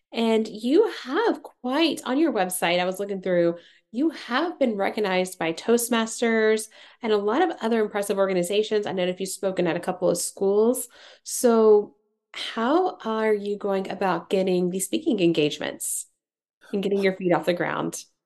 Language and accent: English; Tennessee, United States; I'm from Tennessee